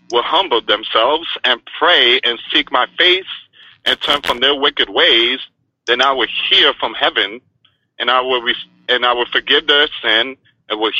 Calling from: Florida, United States; I'm calling from the state of Florida.

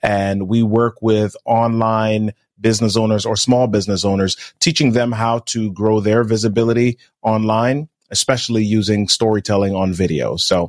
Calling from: Maryland, United States; I'm in Maryland, man. Today's actually the warmest it's been in like 2 weeks.

